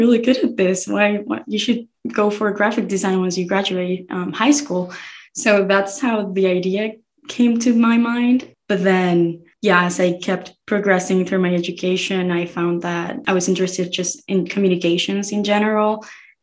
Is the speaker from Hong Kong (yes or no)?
no; Rosario, Santa Fe, Argentina; moved away as an adult; also born or lived in Buenos Aires; now in United States; So I was born in the capital city, Buenos Aires, and then I moved when I was like 8 years old to Rosario, which is like the third largest city in the country.